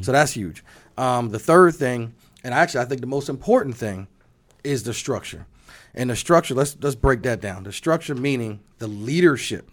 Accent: New Jersey, United States; moved away; I'm excited to be back in my home state

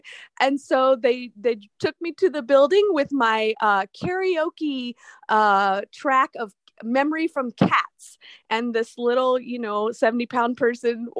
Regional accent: Miami, Florida, United States; moved away as an adult; now in Minnesota, United States; I am from Miami

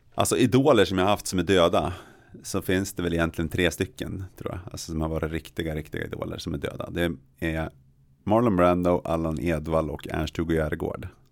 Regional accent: Jämtland, Sweden; jag är från Jämtland

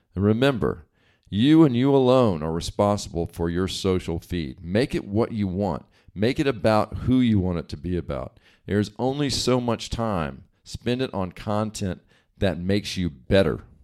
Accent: East Coast, United States; now in West Coast, United States; I grew up on the East Coast and now live on the West Coast

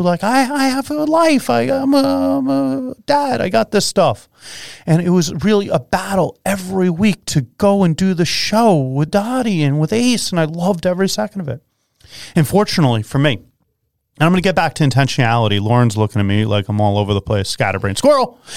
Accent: Long Island, New York, United States; I come from Long Island

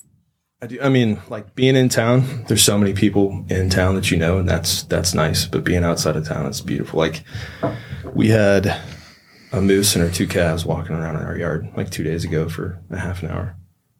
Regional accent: Louisville, Kentucky, United States; I grew up right in the middle of town. Louisville's huge. It's 1.5 million people, but I don't know. It's the only place I've ever been. It was Louisville. It's Kentucky. If you get outside of town, it's super rural, but it's not really southern.

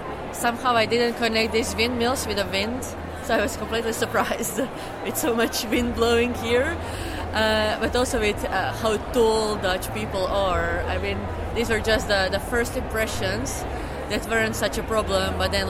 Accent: Croatia; English is a second language; moved away as an adult; now in Netherlands; I'm from Croatia.

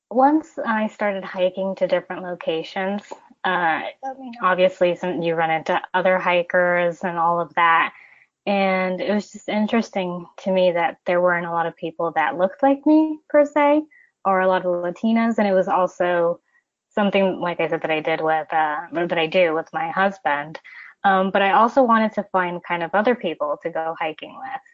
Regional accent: Ecuador; also born or lived in United States; I'm originally from Ecuador, and I've kind of lived my life in between Ecuador and the United States, a little bit of background information.

